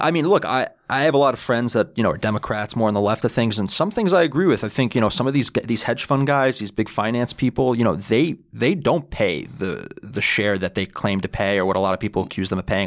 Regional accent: New York City, New York, United States; I'm originally from Bayside in Queens.

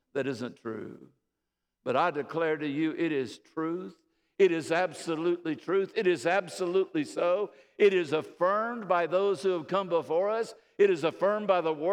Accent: United States; we're Americans

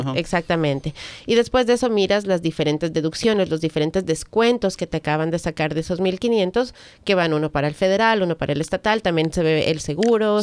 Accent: Ecuador; now in United States; tú y yo somos de Ecuador

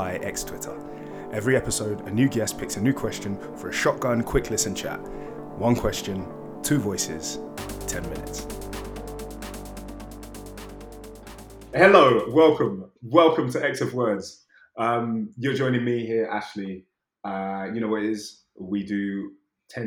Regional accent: United Kingdom

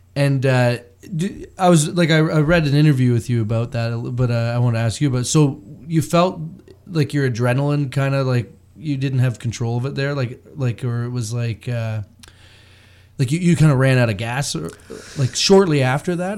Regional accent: Bracebridge, Ontario, Canada; I grew up in Bracebridge

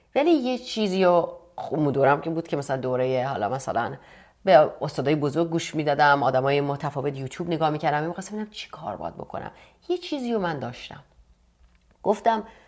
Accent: Iran; moved away; توی ایران هم که بودم مهاجرت کردم

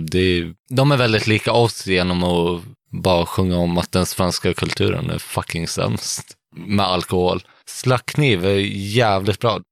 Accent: Sweden; Vi är svenskar

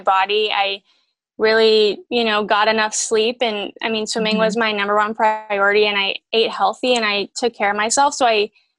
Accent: Pittsburgh, Pennsylvania, United States; moved away as an adult; also born or lived in Cleveland, Ohio; I grew up in Pittsburgh, Pennsylvania

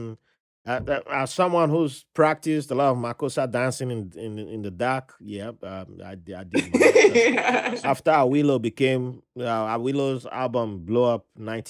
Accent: Nigeria; now in New York, United States; you can tell I'm Nigerian?

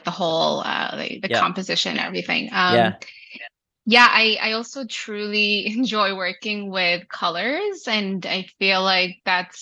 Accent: Saudi Arabia; also born or lived in Vancouver, Canada; now in Toronto, Canada; I was born and raised in Saudi Arabia

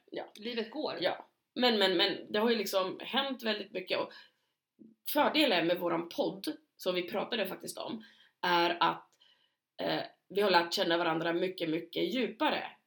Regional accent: Knivsta, Uppsala County, Sweden; i lilla Knivsta där vi kommer ifrån, eller där vi lärde känna varandra och växte upp delvis

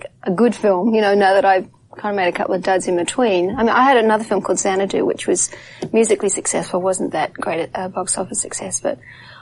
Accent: Australia; accent: Australian; moved away; also born or lived in England; I'm an Australian

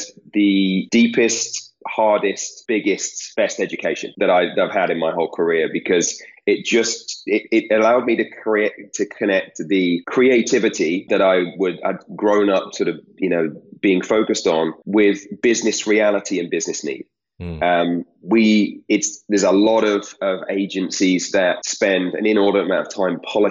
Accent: United Kingdom; now in United States; I'm British. So the tea is what I grew up

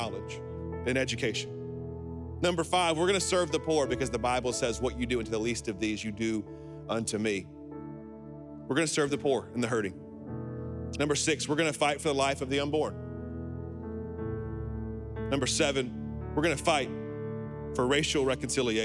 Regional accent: Alabama, United States; I'm from Alabama

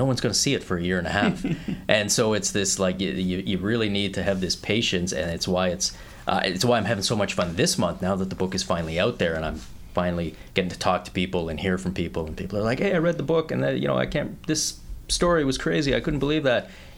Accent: Canada; also born or lived in Australia / California; when I got to Canada, I'm 5 years old

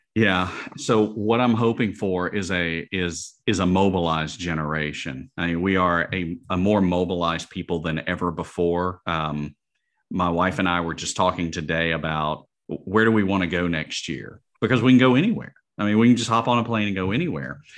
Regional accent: Alabama, United States; the University of Alabama, uh, my home state

